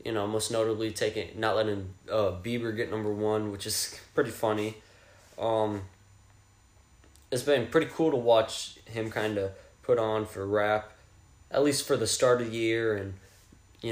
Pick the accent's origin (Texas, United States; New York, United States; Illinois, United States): Texas, United States; Fort Worth; I'm from Fort Worth, I mean, close to Dallas, Fort Worth, DFW area